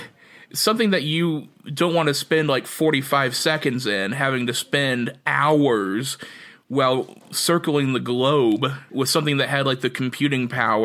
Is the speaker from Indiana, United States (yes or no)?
yes; near Gus Grissom's hometown, Indiana, United States; That module is actually on display really near to my hometown, where Gus Grissom, the astronaut that was a pilot, grew up in that area.